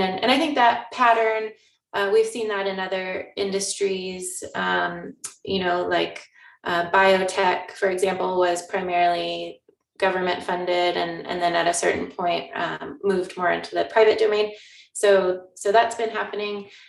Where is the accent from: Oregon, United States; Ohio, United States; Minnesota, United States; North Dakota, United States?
Oregon, United States; Newberg; i grew up in Oregon, um, in the Willamette Valley